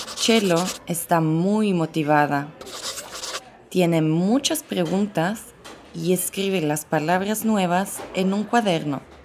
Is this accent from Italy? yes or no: yes; Italy; first language Italian; Spanish is a second language; moved away as an adult; also born or lived in Mexico City, Mexico; soy italiana pero vivo en Ciudad de México desde hace tres años